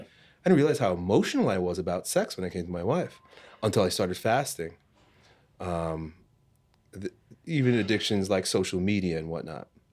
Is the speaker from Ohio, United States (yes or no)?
no; Long Island, New York, United States; growing up in Long Island, New York